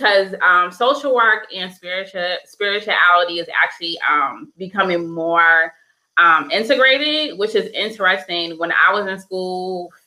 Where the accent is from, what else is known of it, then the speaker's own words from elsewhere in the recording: Boston, Massachusetts, United States; now in Alabama, United States; I live in Alabama, as you guys know, but I'm from Boston, Massachusetts